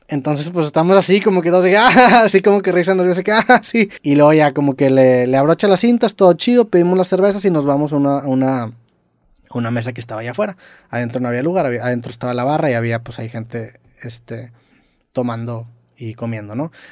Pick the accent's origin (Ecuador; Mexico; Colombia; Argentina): Mexico; somos de México